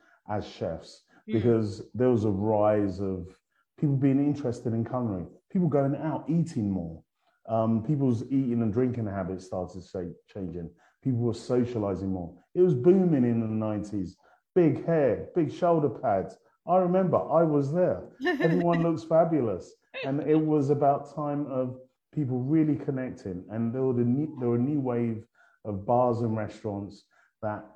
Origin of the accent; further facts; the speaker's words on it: London, United Kingdom; moved away; my accent. I'm not from around these parts. I started off in sunny London